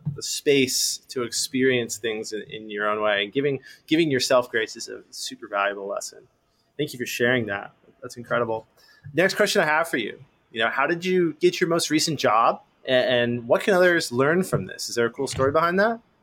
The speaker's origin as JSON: {"language": "English", "town": "Los Angeles", "region": "California", "country": "United States", "tie": "born or raised there", "said": "i grew up in los angeles born and raised"}